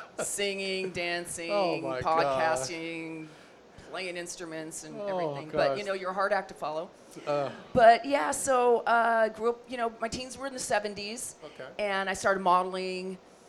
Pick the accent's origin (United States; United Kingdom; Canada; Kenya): United States; Los Angeles, California; I am actually a Valley girl. So I was born and raised in the San Fernando Valley here in the greater Los Angeles area. Born in Northridge Hospital.